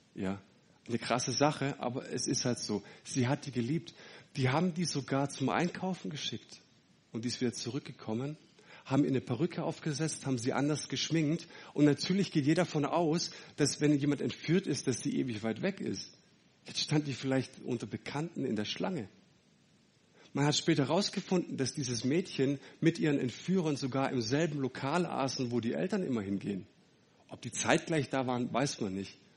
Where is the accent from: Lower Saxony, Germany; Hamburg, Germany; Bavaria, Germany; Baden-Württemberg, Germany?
Baden-Württemberg, Germany; Leonberg; also born or lived in Fellbach; Ich komme aus Fellbach bei Stuttgart, ähm, äh, aus, aus Leonberg. Fellbach war ich jahrelang.